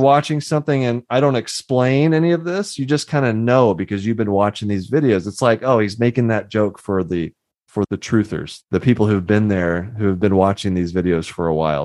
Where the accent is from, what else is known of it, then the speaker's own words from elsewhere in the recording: Houston, Texas, United States; I grew up in Houston